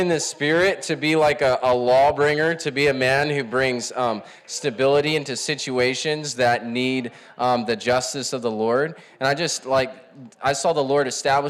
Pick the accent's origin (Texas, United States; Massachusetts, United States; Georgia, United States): Texas, United States; McAllen; I'm from McAllen, Texas.